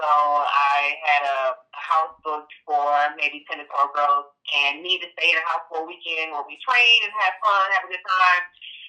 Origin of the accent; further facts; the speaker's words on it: Florida, United States; also born or lived in Flint, Michigan / Georgia; I was born in Flint, Michigan. I grew up in Florida, and I started elementary school in Georgia. So I kind of moved around a lot.